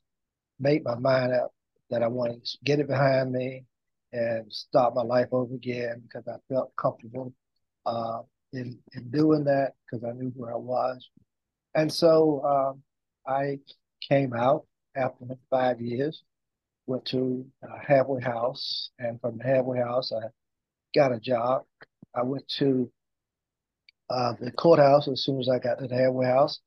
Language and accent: English; Louisburg, North Carolina, United States; we had an office in Henderson and an office in Lewisburg, which is my hometown